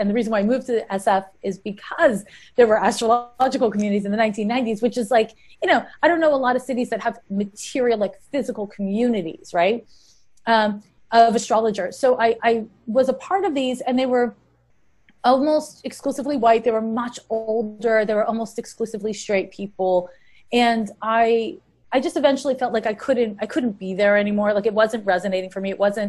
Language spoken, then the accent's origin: English; Montreal, Quebec, Canada; moved away as an adult; now in San Francisco, United States; I've been in the San Francisco, Oakland Bay Area since 1994, by way of Montreal, Quebec. I'm Canadian. And I moved to San Francisco in 94 to be an astrologer.